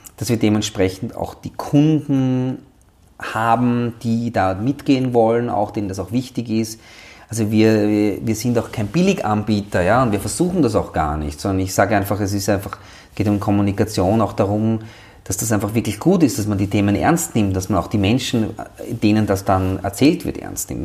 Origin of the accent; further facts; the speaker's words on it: Austria; bei uns in Österreich